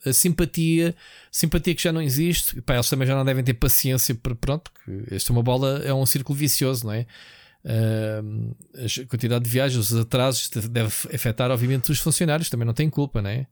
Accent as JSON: {"language": "Portuguese", "country": "Portugal", "said": "Nós é que somos sempre os portugueses"}